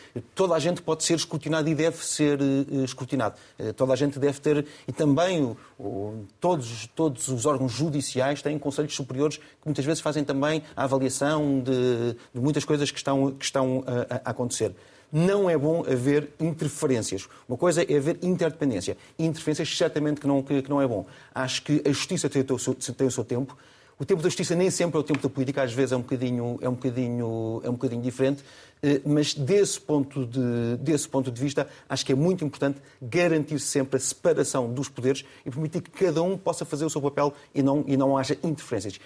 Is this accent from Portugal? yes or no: yes; Portugal; sou português